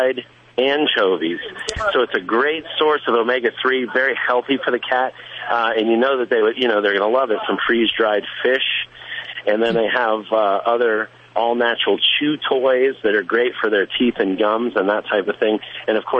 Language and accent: English; Florida, United States; I'm from Florida.